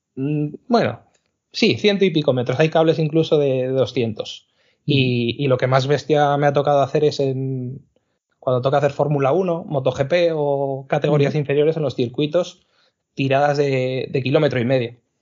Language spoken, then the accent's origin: Spanish; Zaragoza, Aragon, Spain; yo que soy de, de Zaragoza